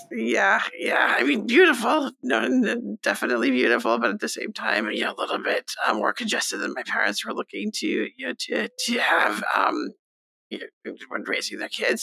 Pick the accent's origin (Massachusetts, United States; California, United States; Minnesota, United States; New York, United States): New York, United States; Stony Brook; also born or lived in Nassau County, New York; this is largely where I grew up. It wasn't where I was born, but definitely where I grew up